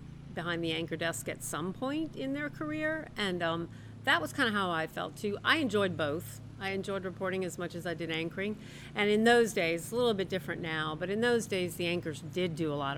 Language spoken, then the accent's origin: English; New Orleans, Louisiana, United States; moved away as an adult; also born or lived in Lafayette, Louisiana; now in Baton Rouge, United States; So I'm originally from New Orleans, but I've been in Lafayette for the last 30 plus years.